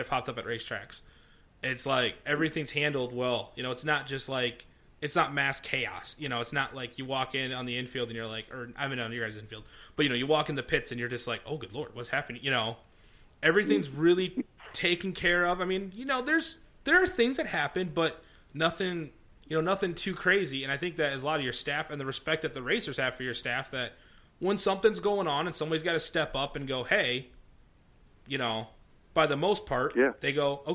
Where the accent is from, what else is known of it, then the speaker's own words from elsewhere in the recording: United States; we're from the Clinton Fulton area